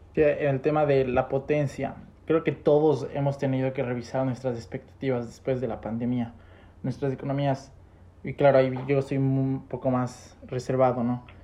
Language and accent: Spanish; Ecuador; nosotros de Ecuador